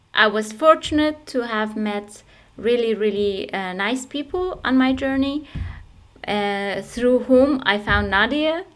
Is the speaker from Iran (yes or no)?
yes; Iran; moved away as an adult; also born or lived in Turkey; now in Essen, Germany; I originally come from Iran